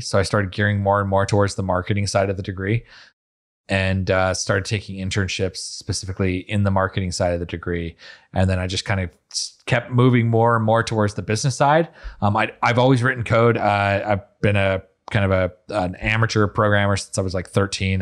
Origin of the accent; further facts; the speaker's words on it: Utah, United States; now in Miami, United States; I'm from Utah. I'm like a twelfth generation Uton or something